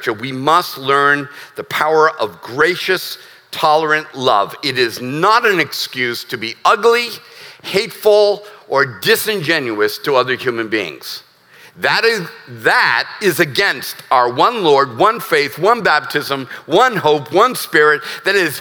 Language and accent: English; United States; As an American who's a veteran who loves this country